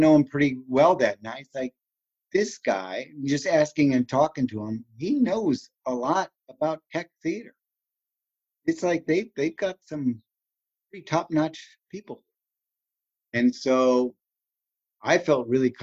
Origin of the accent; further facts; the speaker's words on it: Los Angeles, California, United States; moved away as an adult; also born or lived in Chicago, Illinois; now in Kirksville, United States; I'm from Chicago, and I lived in Illinois until I was 8, and so I remember the Midwest. And moving to LA and living in Los Angeles 25 years